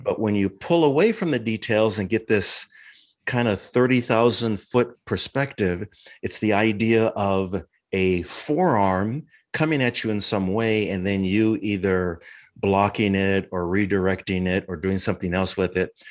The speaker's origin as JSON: {"language": "English", "region": "Minnesota", "country": "United States", "tie": "born or raised there", "moved": "as an adult", "lives_now": "San Diego, United States", "said": "I was, uh, born and raised in Minnesota."}